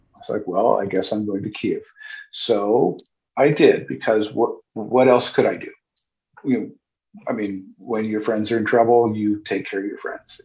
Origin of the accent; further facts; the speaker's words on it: United States; moved away; also born or lived in Sitka, Alaska; I'm an American